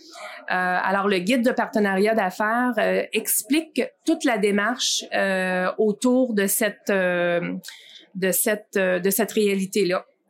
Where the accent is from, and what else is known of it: Amos, Quebec, Canada; born or raised there